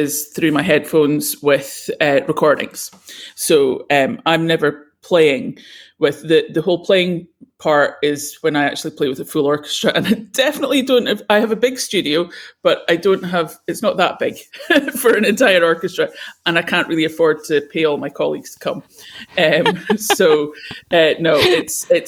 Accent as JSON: {"language": "English", "country": "United Kingdom", "said": "I'm British"}